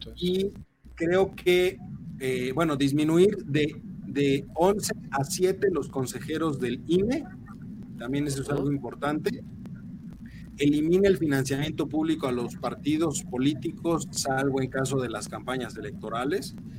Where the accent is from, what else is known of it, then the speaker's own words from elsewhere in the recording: Mexico; como buenos mexicanos